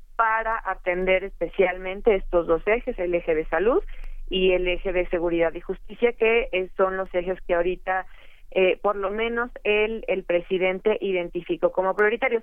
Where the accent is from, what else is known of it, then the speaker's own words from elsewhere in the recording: Mexico; como mexicanos